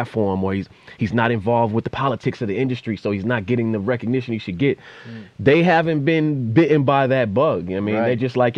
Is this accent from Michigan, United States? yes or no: no; Boston, Massachusetts, United States; as a Bostonian